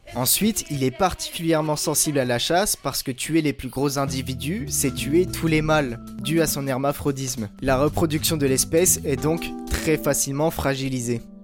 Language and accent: French; Brittany, France; j'ai 23 ans, je suis breton